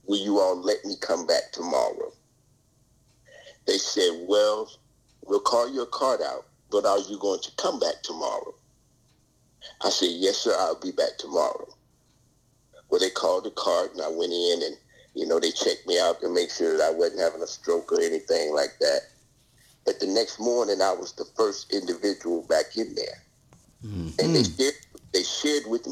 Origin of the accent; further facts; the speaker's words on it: Pinehurst, North Carolina, United States; moved away; also born or lived in Washington, D.C.; we grew up in Pinehurst, North Carolina, where the famous Pinehurst No. 2 golf course is